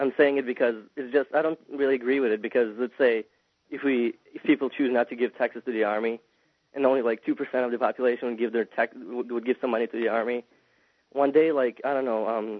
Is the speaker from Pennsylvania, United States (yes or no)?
no; Naperville, Illinois, United States; I'm from Illinois, Naperville